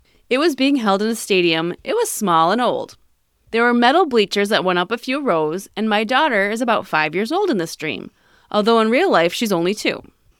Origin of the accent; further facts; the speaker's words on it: California, United States; I'm from California, but I'm from Mexican heritage.